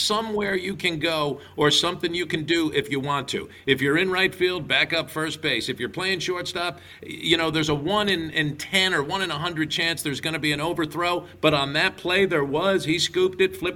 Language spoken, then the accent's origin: English; Pequannock, New Jersey, United States; I was born in a little town in New Jersey called Pequannock